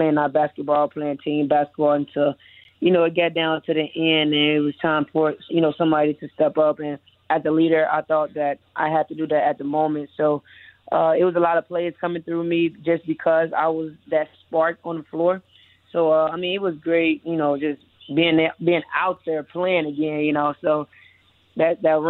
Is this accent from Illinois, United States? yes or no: yes; Chicago, Illinois, United States; moved away as an adult; now in Miami, United States; I'm from Chicago as a youngin'